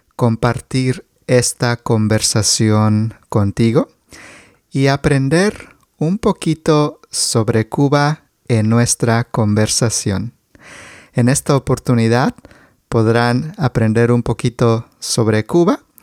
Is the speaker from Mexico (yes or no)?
yes; Mexico